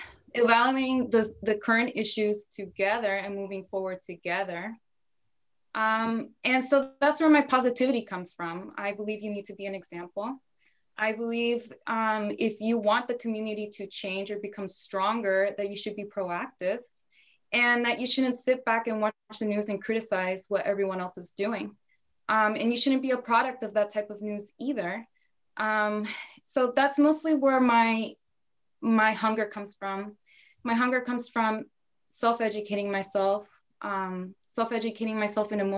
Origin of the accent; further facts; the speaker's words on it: Northern Virginia, United States; I was born in Virginia, mostly raised in Northern Virginia, so always been close to DC